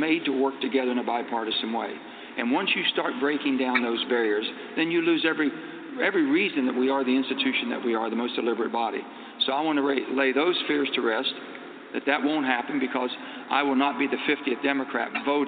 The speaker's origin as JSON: {"language": "English", "region": "West Virginia", "country": "United States", "tie": "born or raised there", "said": "It's not how I was raised in West Virginia"}